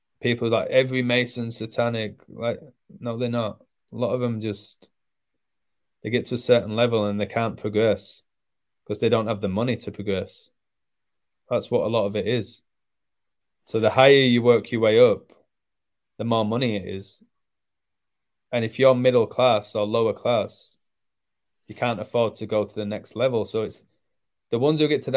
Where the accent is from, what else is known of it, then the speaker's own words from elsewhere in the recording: England, United Kingdom; now in Mexico; I'm from England